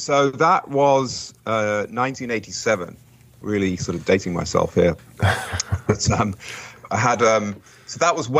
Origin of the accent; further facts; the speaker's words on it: England, United Kingdom; also born or lived in Portsmouth; now in United States; I was born in Britain, in United Kingdom. So I was born in Portsmouth, which is south of England, a naval port